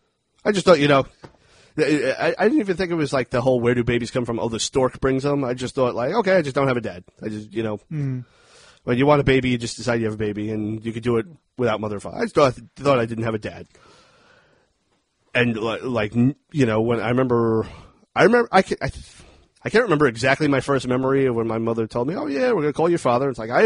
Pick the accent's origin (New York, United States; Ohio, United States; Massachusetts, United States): Ohio, United States; Dayton; born there; I was born in Dayton, Ohio. My parents split up when I was still a baby.